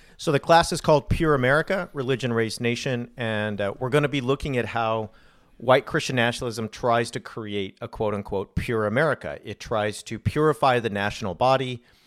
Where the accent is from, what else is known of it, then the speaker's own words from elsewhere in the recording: California, United States; I grew up in California.